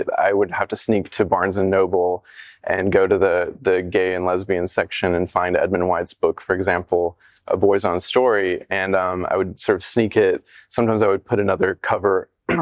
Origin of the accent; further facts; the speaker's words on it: the South, United States; a gay kid growing up in the South